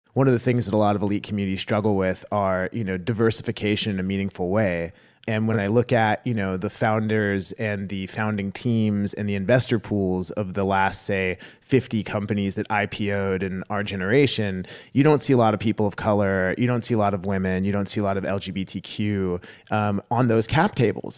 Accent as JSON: {"language": "English", "town": "Dallas", "region": "Texas", "country": "United States", "tie": "born or raised there", "said": "I also am from Dallas"}